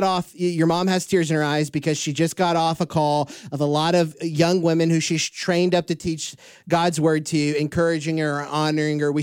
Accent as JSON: {"language": "English", "town": "Houston", "region": "Texas", "country": "United States", "tie": "born or raised there", "said": "I grew up around Houston"}